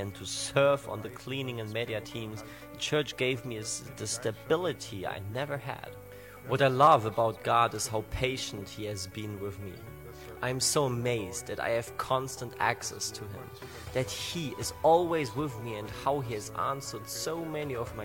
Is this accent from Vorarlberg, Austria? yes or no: yes; Bregenz, Vorarlberg, Austria; about 20 miles away from my hometown of Bregenz